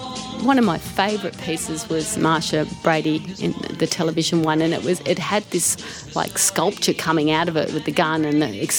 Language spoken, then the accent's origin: English; Sydney, New South Wales, Australia; also born or lived in Erskineville / Newtown; I grew up around the Redfern area and then moved to Erskineville and then moved to Newtown